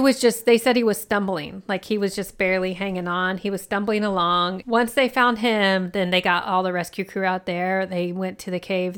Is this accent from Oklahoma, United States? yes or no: yes; Oklahoma, United States; I grew up in Oklahoma